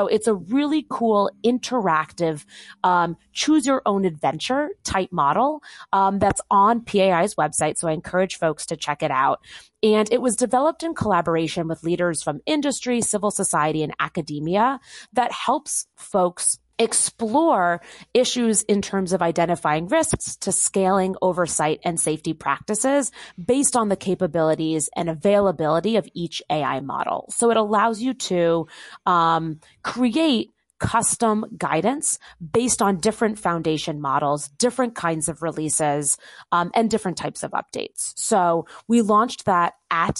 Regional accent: Bedford, New York, United States; the hometown that I grew up in Bedford, New York

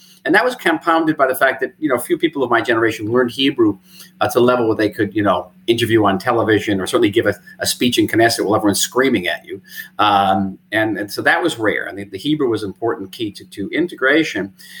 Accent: United States; born or raised there; moved away as an adult; now in Israel

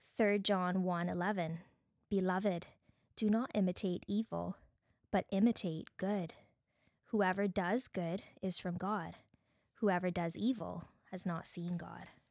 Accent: Barbados; accent: Bajan; now in Canada; my Bajan accent

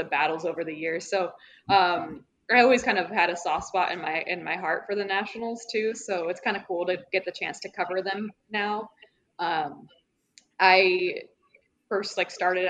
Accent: just south of Atlanta, Georgia, United States; I grew up in Atlanta or just south of Atlanta.

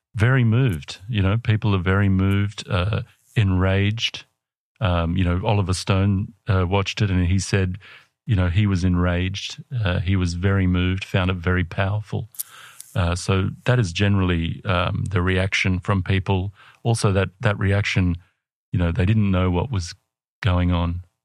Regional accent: Australia; I'm an Australian

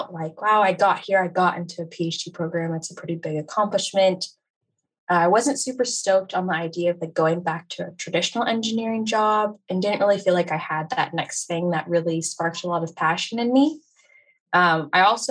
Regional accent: United States; I'm from America

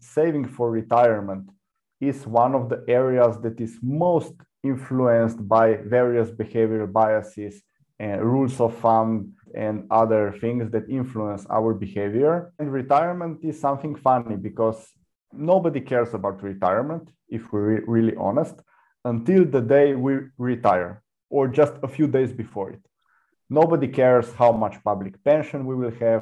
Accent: Slovenia; I come from Slovenia

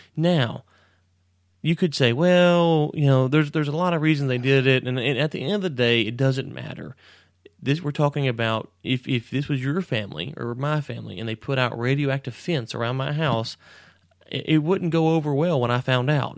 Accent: Texas, United States

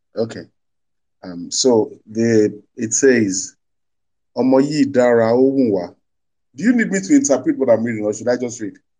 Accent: Ijebu-Ode, Ogun State, Nigeria; I am Yoruba. I come from Ogun State

